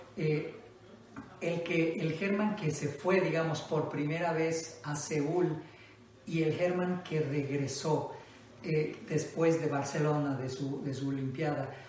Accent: Mexico; como mexicanos somos un país

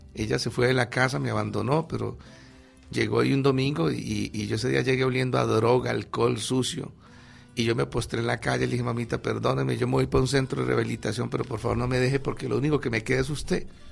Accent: Ibagué, Tolima, Colombia; en el 61 nací en la ciudad de Ibagué

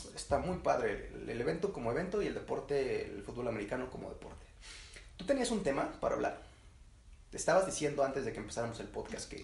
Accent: Morelos, Mexico; nosotros seamos mexicanos, nosotros tenemos ascendencia, digamos, de Michoacán, pues nosotros no somos michoacas

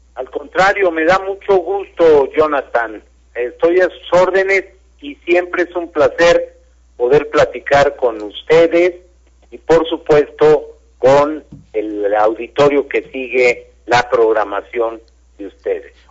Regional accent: Mexico; como mexicano

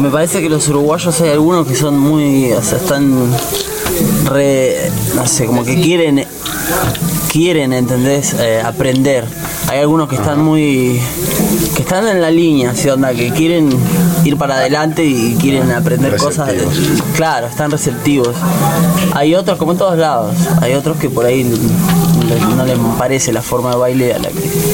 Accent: Argentina; en Argentina, que es de donde vengo

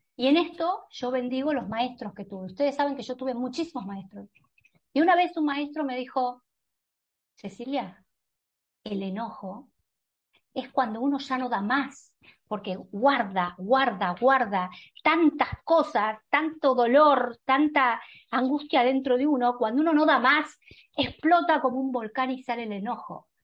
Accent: Argentina; en un país como la Argentina, que era un país que siendo médica

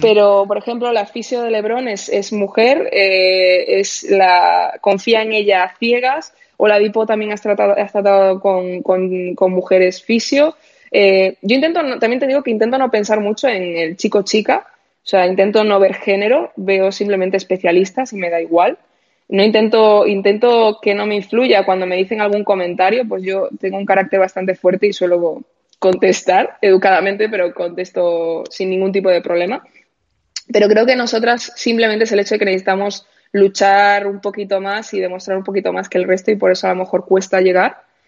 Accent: A Coruña, Galicia, Spain; moved away; yo soy de Coruña y cuando vivía en Coruña tenía a mis amigos de toda la vida

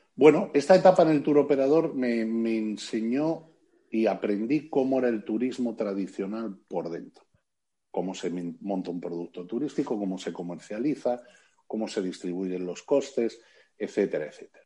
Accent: Madrid, Community of Madrid, Spain; also born or lived in A Coruña; yo nací en La Coruña, al igual que mis padres, pero me crié y tengo mi, residencia principal en, Madrid de siempre

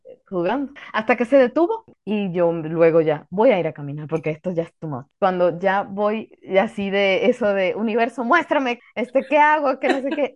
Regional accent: Mexico; ahorita me tiene en mi país

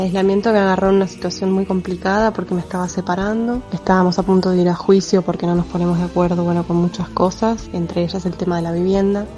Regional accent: Buenos Aires, Argentina; moved away as an adult; now in Barcelona, Spain; nací en Buenos Aires, pero hace cuatro años que vivo en Barcelona.

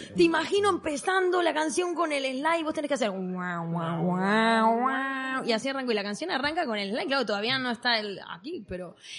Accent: Argentina; now in Mallorca, Spain; creciendo en Argentina

